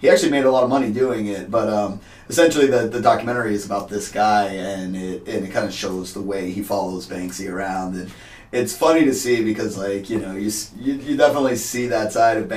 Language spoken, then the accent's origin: English; Worcester, Massachusetts, United States; I pretty much grew up in Worcester. I moved to Worcester when I was 4 years old. So, for all conversation's sake, I grew up here